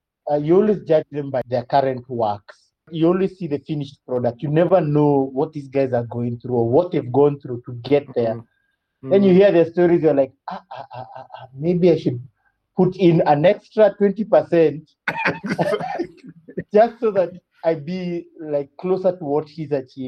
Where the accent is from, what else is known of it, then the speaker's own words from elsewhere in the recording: Russia; born there; My dad, because I was born in Russia, and when my dad was posted there, he really instilled in us movie night